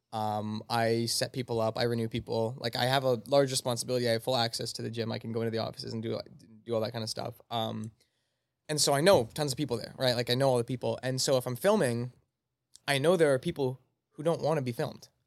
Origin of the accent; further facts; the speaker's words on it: Altona, Manitoba, Canada; I'm from Altona, Manitoba, so I go to the Rendezvous Gym in Altona